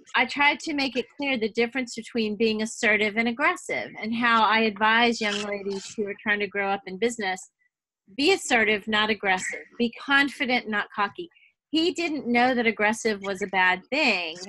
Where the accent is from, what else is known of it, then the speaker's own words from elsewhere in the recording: New Orleans, Louisiana, United States; now in Texas, United States; I was born in New Orleans, but we're all Southern girls now